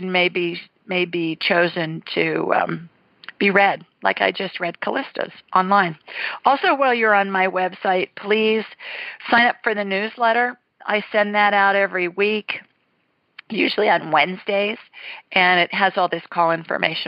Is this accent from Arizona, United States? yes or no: no; Columbus, Ohio, United States; moved away; 614 is my hometown, Columbus